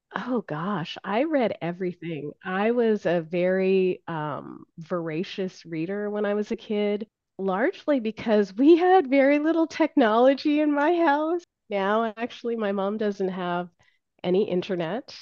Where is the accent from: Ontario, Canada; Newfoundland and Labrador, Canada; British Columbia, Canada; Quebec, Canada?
Ontario, Canada; moved away; I was from Ontario